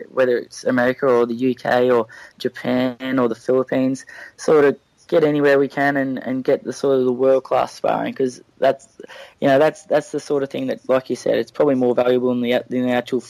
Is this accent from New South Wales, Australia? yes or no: no; Melbourne, Victoria, Australia; we grew up mainly around Croydon, Moorabark area